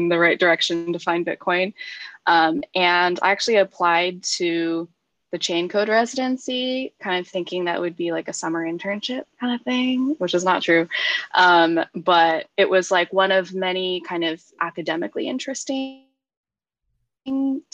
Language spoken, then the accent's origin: English; Silicon Valley, California, United States; I grew up in Silicon Valley.